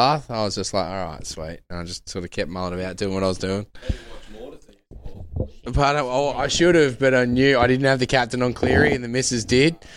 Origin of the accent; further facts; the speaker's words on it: Perth, Western Australia, Australia; I grew up in Perth